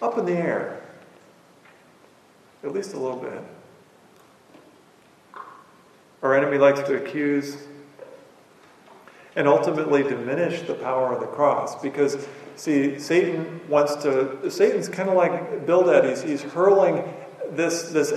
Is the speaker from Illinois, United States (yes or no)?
yes; Illinois, United States; I grew up on the Mississippi River